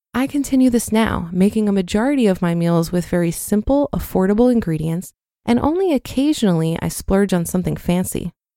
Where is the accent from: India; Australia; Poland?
Poland; now in United Kingdom; I grew up in Poland